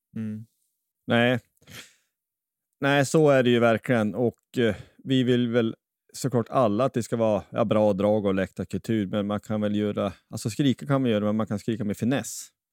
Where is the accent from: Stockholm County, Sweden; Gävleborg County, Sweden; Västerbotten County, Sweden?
Västerbotten County, Sweden; now in Kristinehamn, Sweden; jag är ju från, från Västerbotten från början, men är från Kristinehamn